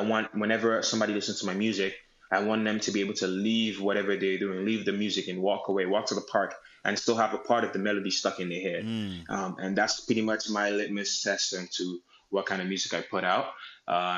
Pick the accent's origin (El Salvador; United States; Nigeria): Nigeria; my connection to being Nigerian